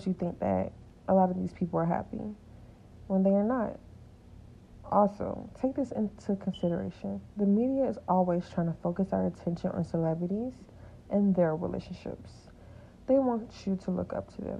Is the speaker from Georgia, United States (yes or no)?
yes; Atlanta, Georgia, United States; I was born in Atlanta, Georgia